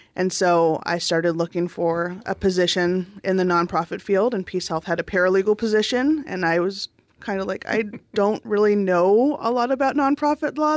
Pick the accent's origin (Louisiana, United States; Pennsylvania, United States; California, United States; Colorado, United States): California, United States; Southern; now in Oregon, United States; I grew up in Southern California